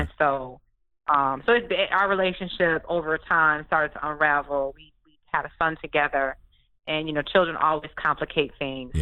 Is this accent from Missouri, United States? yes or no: no; Detroit, Michigan, United States; I'm from Detroit